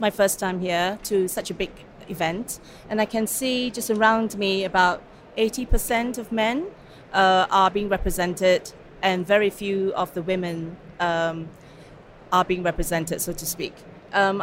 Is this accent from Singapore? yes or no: yes; Singapore; moved away as an adult; also born or lived in Hong Kong; now in Cambridge, United Kingdom; Where I'm from, personally, I'm from Singapore